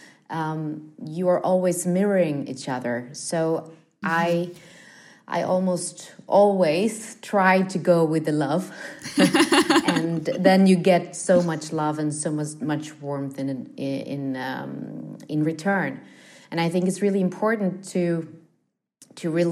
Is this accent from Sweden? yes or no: yes; Stockholm, Stockholm County, Sweden; I grew up in the Studio One at the TV house here in Stockholm